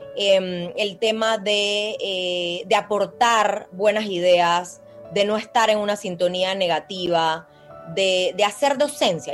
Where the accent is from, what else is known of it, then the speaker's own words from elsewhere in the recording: Panama; nosotros como panameños